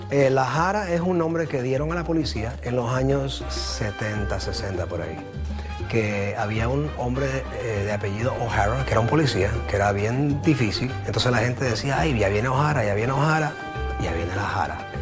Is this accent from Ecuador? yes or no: yes; Ecuador; moved away; yo soy ecuatoriano